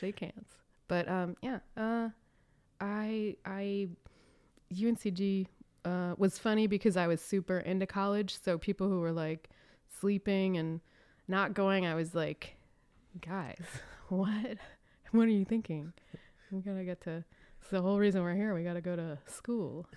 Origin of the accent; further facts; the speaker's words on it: Raleigh, North Carolina, United States; moved away; also born or lived in Chicago; I am from Raleigh, North Carolina